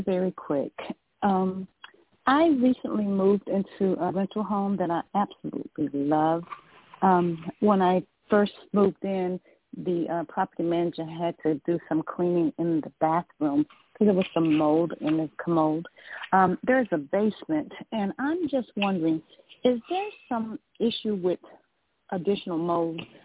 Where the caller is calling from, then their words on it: Georgia, United States; I'm calling from Georgia